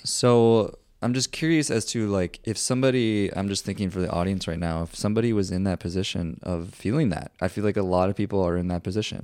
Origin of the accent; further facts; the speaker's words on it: Minnesota, United States; now in Austin, United States; I'm originally from Minnesota.